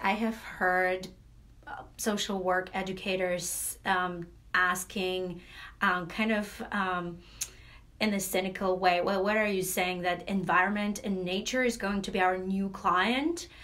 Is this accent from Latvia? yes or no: yes; Latvia; now in United States; I'm originally from Latvia